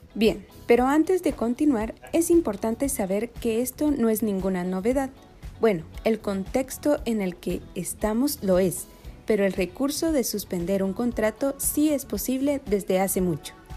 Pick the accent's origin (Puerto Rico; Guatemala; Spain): Guatemala; somos guatemaltecos